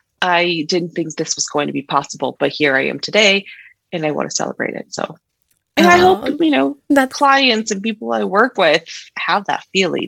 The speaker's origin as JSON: {"language": "English", "region": "California", "country": "United States", "tie": "born or raised there", "also_born_or_lived": "Mexico", "moved": "as an adult", "lives_now": "Colorado, United States", "said": "born in Mexico, but bred in California"}